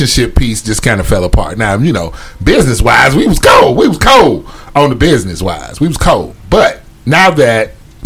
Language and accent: English; Chicago, Illinois, United States; I'm from Chicago